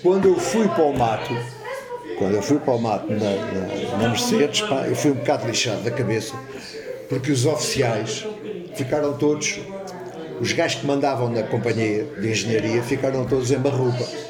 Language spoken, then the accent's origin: Portuguese; Lisbon, Portugal; moved away as an adult; now in Alcaide, Portugal; eu nasci em Lisboa. Eu sou Lisboeta de Gema